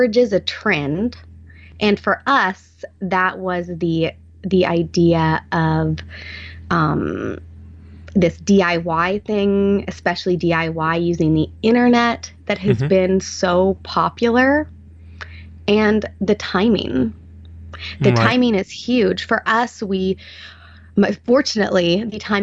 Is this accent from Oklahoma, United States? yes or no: no; Arkansas, United States; I could live in Arkansas and be with my family and work from home in my home state